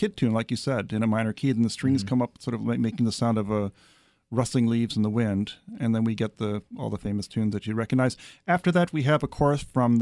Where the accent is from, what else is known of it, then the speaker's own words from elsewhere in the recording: Los Angeles, California, United States; I grew up in Los Angeles